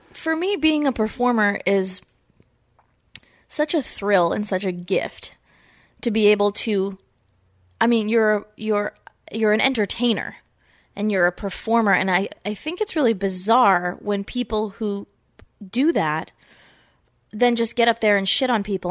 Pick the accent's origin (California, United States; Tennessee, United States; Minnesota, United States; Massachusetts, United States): Massachusetts, United States; Foxborough; I'm from Massachusetts. I grew up in Foxborough, where the Patriots are